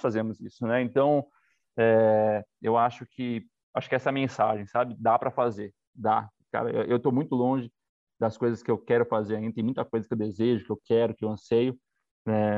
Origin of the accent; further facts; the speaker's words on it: São Paulo, Brazil; a gente é do fundo da Zona Leste.